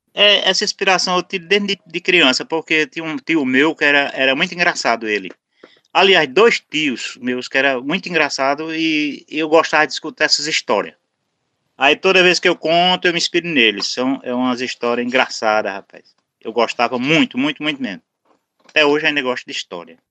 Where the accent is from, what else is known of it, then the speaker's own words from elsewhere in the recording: Alagoinha, Pernambuco, Brazil; tô na minha cidade natal